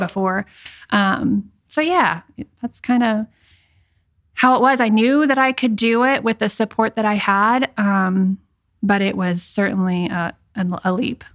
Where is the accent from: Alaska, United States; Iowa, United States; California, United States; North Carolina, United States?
Iowa, United States; moved away as an adult; also born or lived in Richmond, Virginia; I am from Iowa, Midwest girl